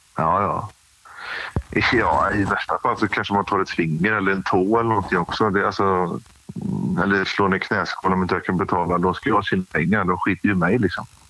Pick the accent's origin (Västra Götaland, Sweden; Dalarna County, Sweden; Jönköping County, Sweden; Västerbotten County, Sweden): Västra Götaland, Sweden; Grästorp; Jag är uppvuxen i en liten ort som heter Grästorp som ligger eh, emellan Trollhättan och eh, Lidköping i eh, Västra Götaland.